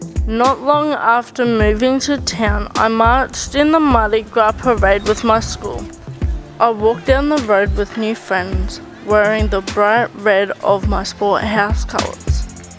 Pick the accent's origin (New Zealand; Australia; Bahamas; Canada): Australia; Brisbane, Queensland; moved away as an adult; now in Cloncurry, Australia; Growing up in Brisbane, I never travelled far. For 17 years, the city was my home. Big suburbs, big schools, and traffic jams. Lots of traffic jams.